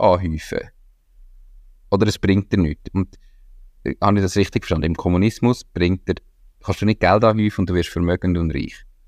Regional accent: Switzerland; als Schweizer

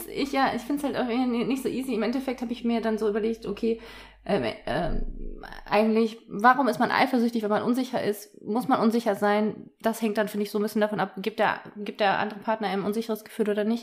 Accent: Cologne, North Rhine-Westphalia, Germany; Ich bin ja selbst aus Köln auch

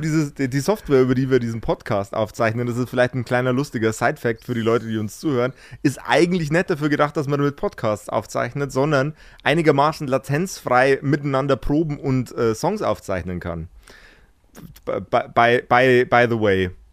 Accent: Regensburg, Bavaria, Germany; ich komme aus, aus dem Eck Regensburg

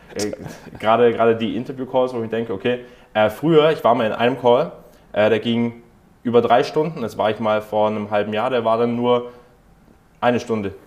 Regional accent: Germany; bei uns in Deutschland

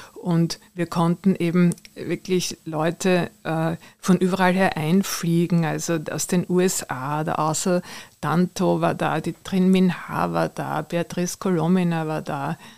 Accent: Vienna, Austria; Ich bin ja in der Nähe des Belvedere aufgewachsen

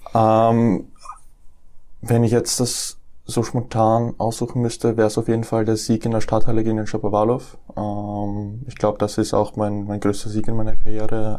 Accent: Matzen, Lower Austria, Austria; also born or lived in Nuremberg, Germany / Deutsch-Wagram, Austria; Ich bin in Nürnberg geboren 1999. Ähm, bin dann mit dem äh, mit meinem vierten Lebensjahr nach Österreich gezogen. Zuerst nach Deutsch-Wagram und dann 2006 bin ich nach Matzen gezogen

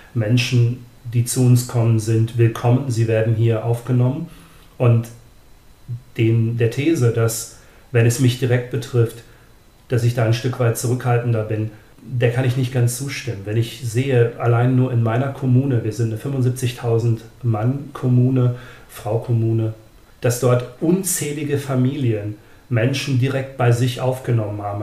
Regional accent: Germany; bei uns in Deutschland

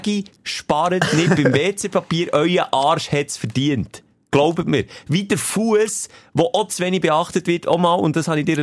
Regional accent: Switzerland; ich bin Schweizer

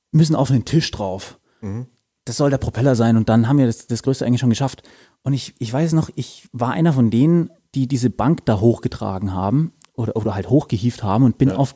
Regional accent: Bavaria, Germany; Ich komme aus Landkreis Fürth, vielleicht. Sprich, äh, die Michaeliskerber hat bei mir auch lange Tradition.

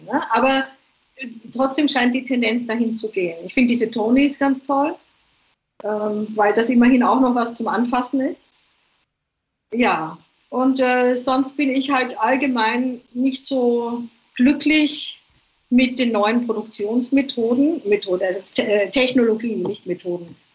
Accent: Vienna, Austria; also born or lived in England; now in Ibiza, Spain; Ich bin eine Wienerin eigentlich

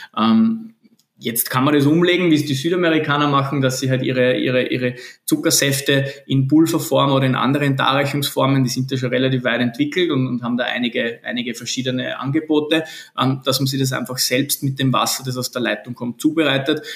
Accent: Linz, Upper Austria, Austria; moved away as an adult; also born or lived in Vienna / Lisbon / South America; bin geborener Linzer

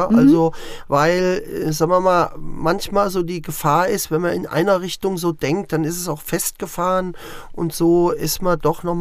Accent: Bad Hersfeld, Hesse, Germany; also born or lived in Butzbach; Ich bin selber in der Wetterau in Butzbach geboren ähm, und bin über Umwege durch den Vogelsberg in Bad Hersfeld groß geworden. Also wenn man mich fragt, wo ist deine

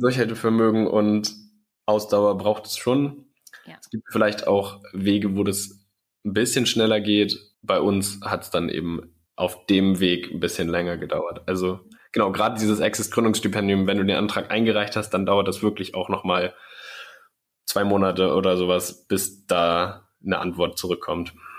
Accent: Schleswig-Holstein, Germany; ich komme aus Schleswig-Holstein

